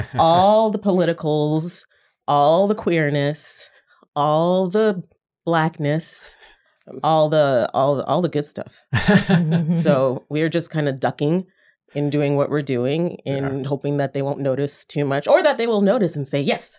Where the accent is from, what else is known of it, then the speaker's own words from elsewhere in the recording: Canada; moved away as an adult; now in United States; even as a Canadian